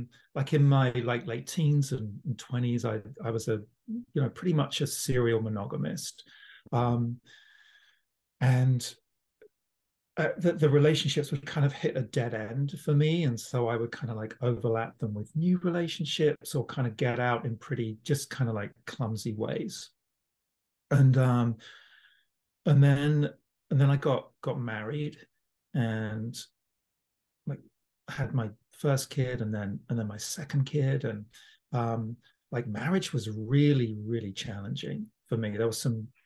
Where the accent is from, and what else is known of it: London, United Kingdom; born or raised there; now in Toronto, Canada